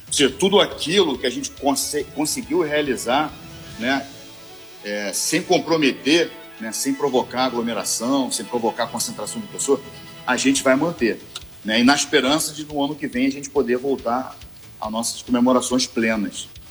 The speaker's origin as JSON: {"language": "Portuguese", "town": "Niterói", "region": "Rio de Janeiro", "country": "Brazil", "said": "eu sou de Niterói, sou oriundo de Niterói."}